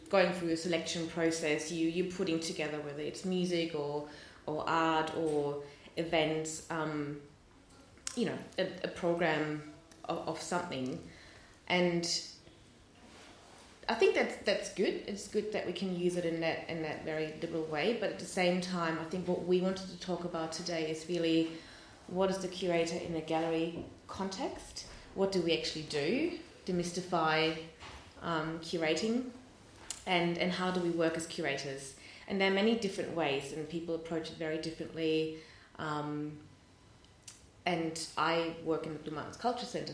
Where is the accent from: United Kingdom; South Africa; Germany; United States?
Germany; Hamburg; moved away; I grew up in Germany, in Hamburg